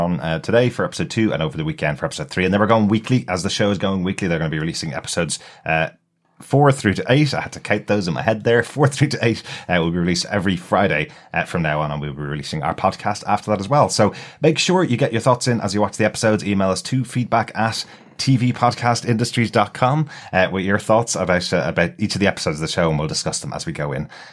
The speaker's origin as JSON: {"language": "English", "town": "Dublin", "region": "Leinster", "country": "Ireland", "accent": "Dublin", "said": "my Dublin accent"}